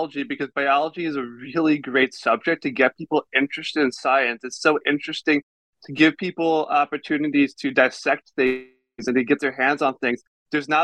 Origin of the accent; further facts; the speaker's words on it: Baltimore, Maryland, United States; I'm actually from Baltimore, Maryland, born and raised. I still live there